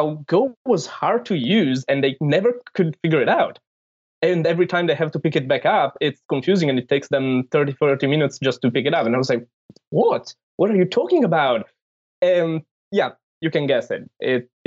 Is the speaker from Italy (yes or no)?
yes; Italy; I'm from Italy and I work at Cloudflare